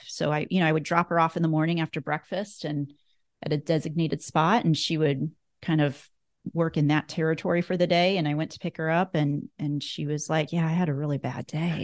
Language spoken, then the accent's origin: English; Northeast Nebraska, United States; I grew up in Northeast Nebraska, so about an hour and a half from Omaha. And I was born and raised on a cattle, a beef cattle and, um, hog producing, farm